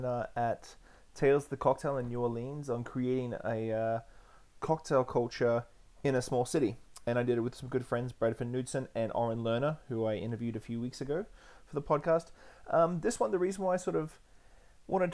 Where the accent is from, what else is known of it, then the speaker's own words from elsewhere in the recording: Australia; moved away as an adult; now in Victoria, Canada; I was born and raised in Australia, and I've lived in Canada for about 10 years. I live on the far west coast in Victoria, BC